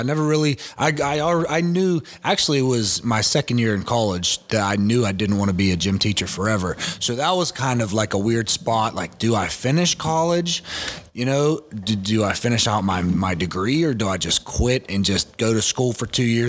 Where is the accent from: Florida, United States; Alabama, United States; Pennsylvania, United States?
Pennsylvania, United States; Pittsburgh; also born or lived in Slippery Rock, Pennsylvania; Yeah, I'm from Carrick.